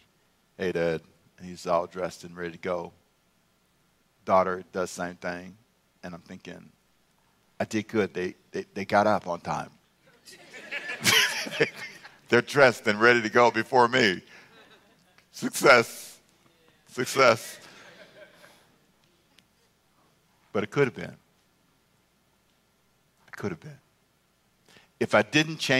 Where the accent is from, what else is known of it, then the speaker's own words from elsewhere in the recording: Los Angeles, California, United States; I grew up in South Central LA.